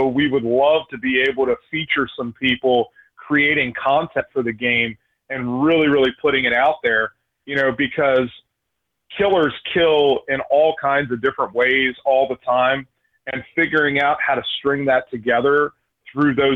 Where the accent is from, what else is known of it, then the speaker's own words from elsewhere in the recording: right outside of Philadelphia, Pennsylvania, United States; I grew up right outside of Philadelphia. I'm from the East Coast